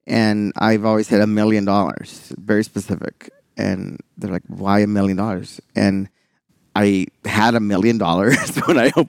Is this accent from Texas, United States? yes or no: yes; Houston, Texas, United States; I'm from Houston